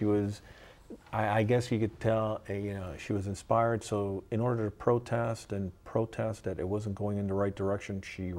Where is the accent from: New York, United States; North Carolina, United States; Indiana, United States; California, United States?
New York, United States; now in Long Beach, United States; I was born in New York.